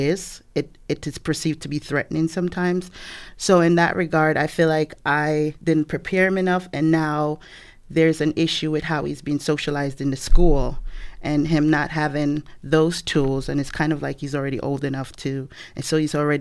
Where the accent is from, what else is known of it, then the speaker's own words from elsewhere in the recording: Jamaica; moved away as an adult; also born or lived in New York; now in United States; I have a 14-year-old and I'm Jamaican. So we were raised a certain way, different from how American children are